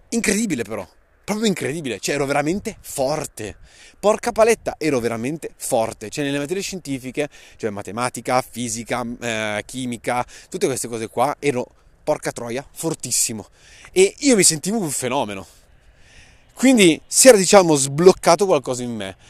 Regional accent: Saronno, Lombardy, Italy; Sono nato a Saronno nel 91

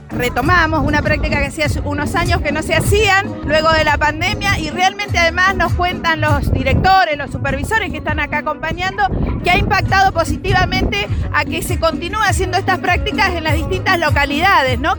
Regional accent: Argentina; empezar a pensarnos como argentinos

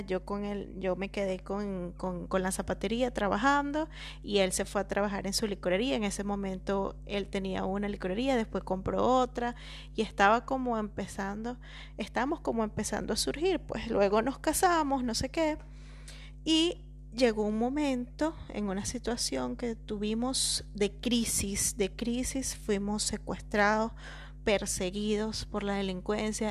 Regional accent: La Victoria, Aragua, Venezuela; moved away as an adult; yo soy venezolana de La Victoria, un pueblito hermoso, pequeñito, de dos calles

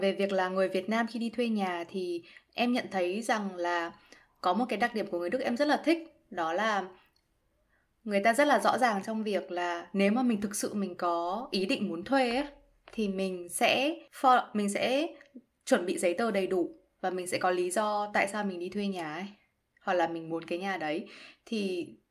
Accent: Vietnam; moved away as an adult; now in Germany; mình là người Việt Nam

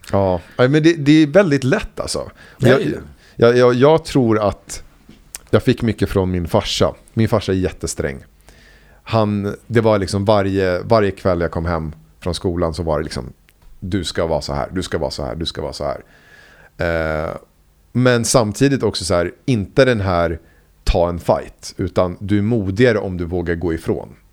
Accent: Huddinge, Stockholm County, Sweden; also born or lived in Vällingby / Enskede gård / Rinkeby; där växte jag upp och i ett litet ställe, Myrängen kallas det

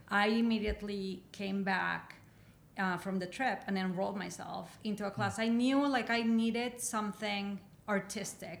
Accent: Mexico; English is a second language; moved away as an adult; also born or lived in Michigan; now in United States; I grew up in Mexico

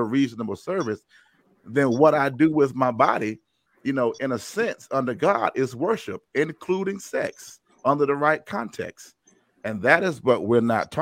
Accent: Durham, North Carolina, United States; of Durham, North Carolina

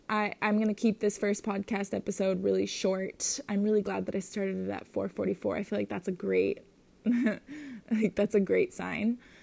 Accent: Minnesota, United States; moved away as an adult; now in Hawaii, United States; I currently live in Hawaii, um, and I'm from Minnesota

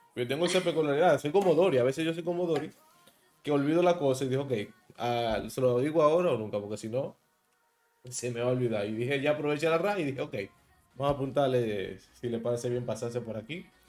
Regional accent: Dominican Republic; soy de República Dominicana

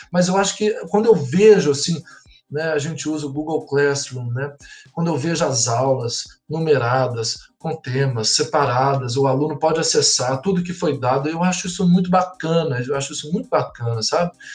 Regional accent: Belo Horizonte, Minas Gerais, Brazil; moved away as an adult; also born or lived in Triângulo Mineiro / São Paulo; now in Blumenau, Brazil; eu sou mineiro, é, nasci no Triângulo Mineiro, mas morei em Belo Horizonte a maior parte da minha vida. Hoje eu moro em Blumenau

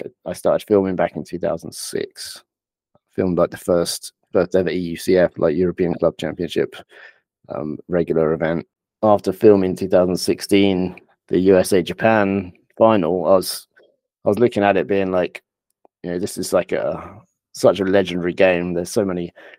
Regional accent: England, United Kingdom; I'm a player from England originally

